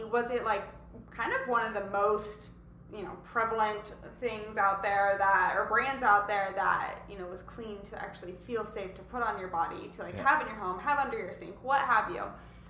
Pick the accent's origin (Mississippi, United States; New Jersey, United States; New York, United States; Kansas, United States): Kansas, United States; moved away; I'm from Kansas, so I'm a Kansas girl.